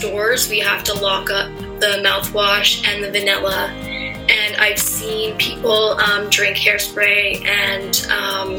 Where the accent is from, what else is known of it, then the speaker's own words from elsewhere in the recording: Thompson, Manitoba, Canada; growing up in Thompson, addictions is, like, a huge part